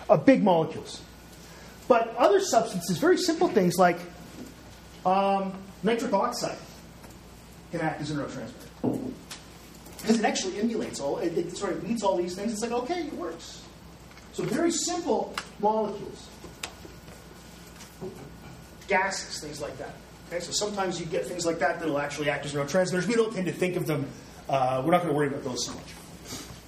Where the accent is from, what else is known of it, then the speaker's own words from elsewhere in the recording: Canada; I tend to go back and forth because I'm Canadian